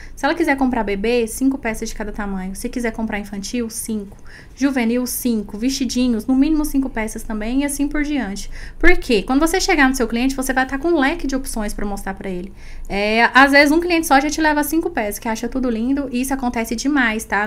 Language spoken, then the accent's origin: Portuguese; Goiás, Brazil; Sou goiana.